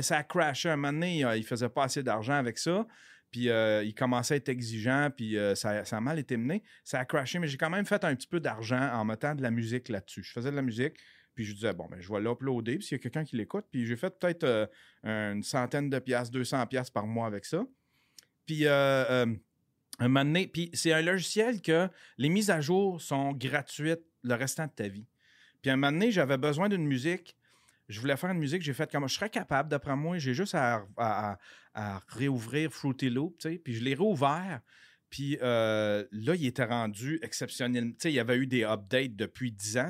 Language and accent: French; Abitibi, Quebec, Canada; moved away as an adult; now in Montreal, Canada; je viens de l'Abitibi. J'ai été caméraman sur pour les nouvelles en Abitibi. Mais il n'y avait pas assez de job en Abitibi, fait que je suis venu ici à Montréal